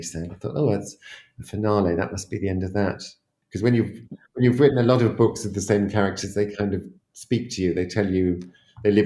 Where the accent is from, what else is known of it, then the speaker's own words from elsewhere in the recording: Teddington, London, United Kingdom; I grew up in Teddington in a house just like the Bolds